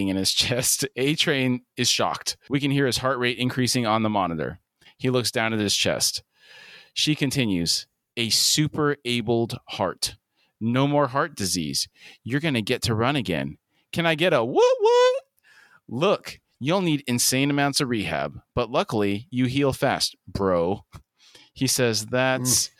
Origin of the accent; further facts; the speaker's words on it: Southern California, United States; I grew up in Southern California